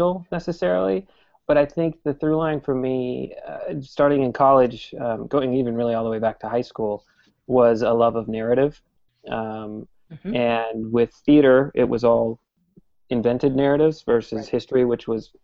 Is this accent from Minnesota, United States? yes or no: yes; Minneapolis, Minnesota, United States; moved away as an adult; also born or lived in New York; now in Portland, United States; I grew up in Minneapolis, so I was a Twins fan